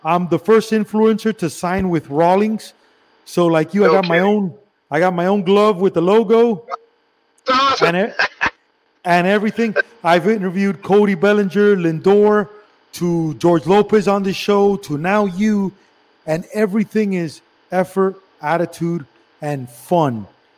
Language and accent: English; Cuba; I'm from Cuba.